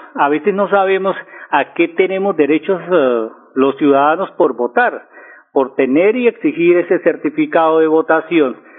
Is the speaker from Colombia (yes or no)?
yes; Colombia; also born or lived in Bucaramanga